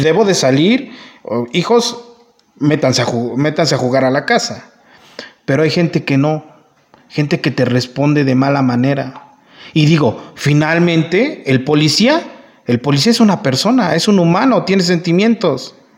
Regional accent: La Piedad, Michoacán, Mexico; yo soy de La Piedad

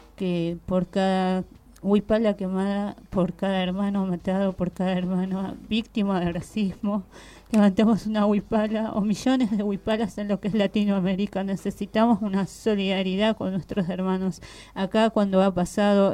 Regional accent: Bolivia; now in Argentina; como pueblo boliviano, como hermana quechua aymara

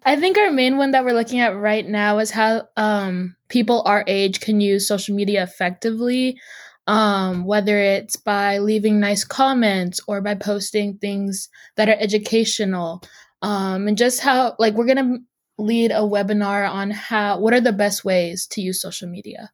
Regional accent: Seattle, Washington, United States; I'm from Seattle, Washington

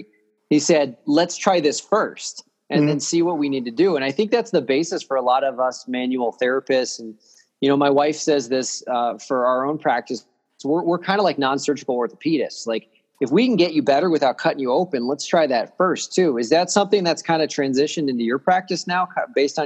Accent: Chicago, Illinois, United States; I'm from Chicago

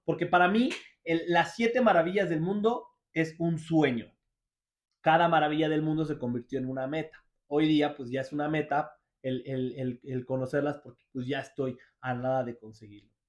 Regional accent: Mexico; lo tengo aquí en mi país

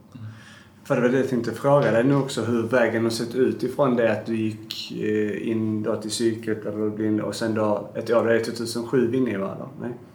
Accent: Sweden; jag är ju uppväxt i Sverige

